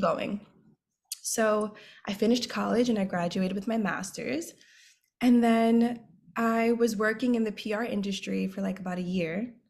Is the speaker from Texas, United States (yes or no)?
no; New York City, New York, United States; I am from the Bronx, New York, born and raised